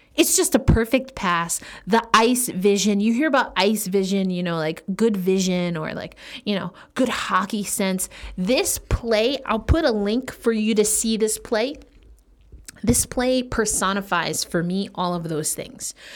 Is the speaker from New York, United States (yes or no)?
yes; New York, United States; I am a New Yorker